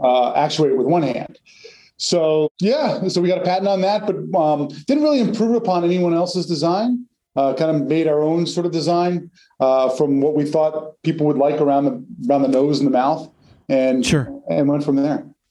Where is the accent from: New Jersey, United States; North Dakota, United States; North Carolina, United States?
New Jersey, United States; moved away as an adult; also born or lived in Massachusetts / New York City; now in Connecticut, United States; I grew up in North Jersey